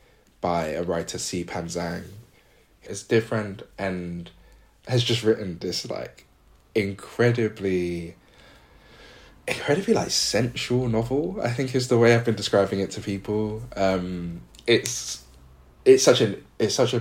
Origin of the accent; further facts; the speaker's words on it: United Kingdom; as a British Ghanaian